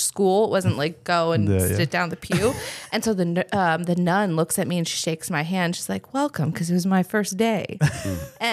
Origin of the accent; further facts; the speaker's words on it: Silicon Valley, California, United States; moved away as an adult; also born or lived in Germany; I was born in Germany, but that's kind of neither here nor there because I've lived there for 2 years and I grew up in California